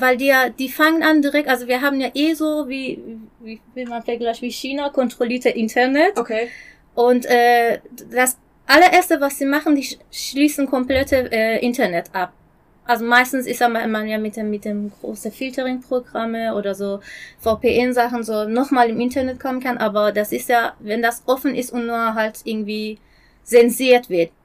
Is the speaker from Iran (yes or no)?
yes; Isfahan, Iran; German is a second language; moved away as an adult; now in Germany; ich komme aus Isfahan